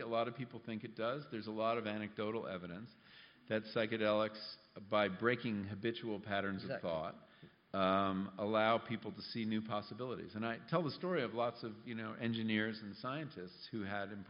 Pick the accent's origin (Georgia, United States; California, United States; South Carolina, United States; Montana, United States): California, United States; I come from California